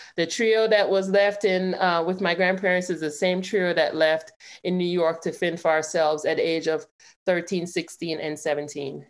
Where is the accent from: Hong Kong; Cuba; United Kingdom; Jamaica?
Jamaica; now in Clarksville, United States; I have an accent. I I was born and raised in Jamaica